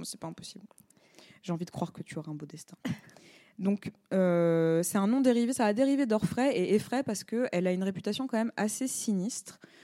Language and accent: French; France; On est Français